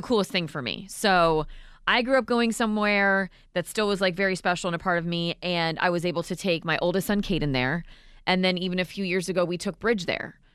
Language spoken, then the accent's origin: English; Vero Beach, Florida, United States; I grew up down here in Florida, in Vero